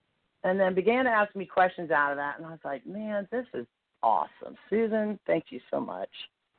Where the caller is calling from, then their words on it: Nashville, Tennessee, United States; We are praising you from Nashville, Tennessee.